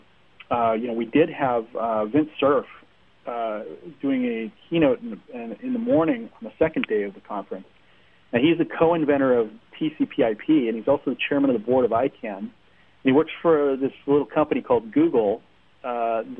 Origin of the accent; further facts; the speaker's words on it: Seattle, Washington, United States; I'm from Seattle